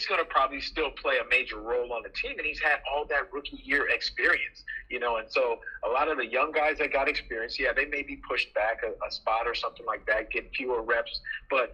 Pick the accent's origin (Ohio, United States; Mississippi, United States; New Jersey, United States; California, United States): California, United States; Los Angeles; moved away as an adult; also born or lived in Philadelphia; when I growing up in Los Angeles